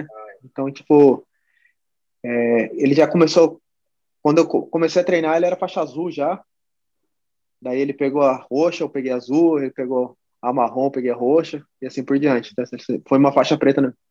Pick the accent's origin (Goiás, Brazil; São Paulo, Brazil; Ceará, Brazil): São Paulo, Brazil; São José dos Campos; Eu sou de São José dos Campos, cara. É... Sempre morei aqui desde criança. Nascido e criado aqui.